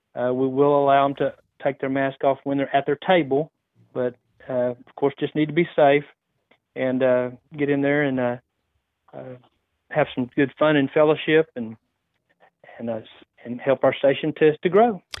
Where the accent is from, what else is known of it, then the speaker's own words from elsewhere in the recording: West, Texas, United States; The location is gonna be the Knights of Columbus Hall in West, my hometown.